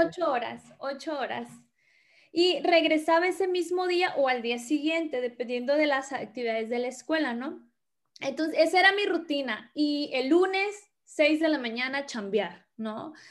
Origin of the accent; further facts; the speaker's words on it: Tabasco, Mexico; moved away as an adult; now in Hermosillo, Mexico; originaria, soy del estado de Tabasco